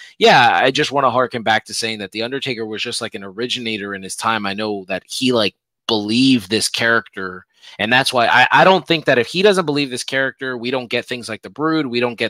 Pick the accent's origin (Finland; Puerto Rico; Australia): Puerto Rico; now in United States; I grew up where I grew up in Puerto Rico